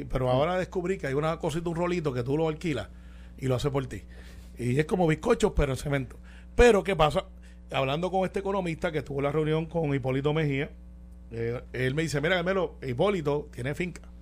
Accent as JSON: {"language": "Spanish", "country": "Puerto Rico"}